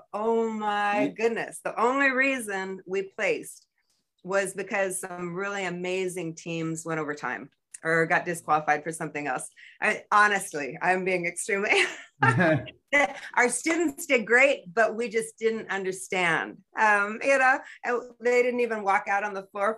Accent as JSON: {"language": "English", "region": "California", "country": "United States", "tie": "born or raised there", "moved": "as an adult", "lives_now": "Two Rivers, Alaska, United States", "said": "I grew up in California"}